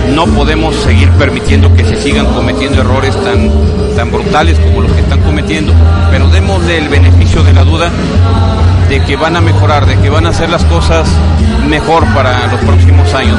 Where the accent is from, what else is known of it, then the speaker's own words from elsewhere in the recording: Jalisco, Mexico; como mexicano, como eh, jalisciense, como periodista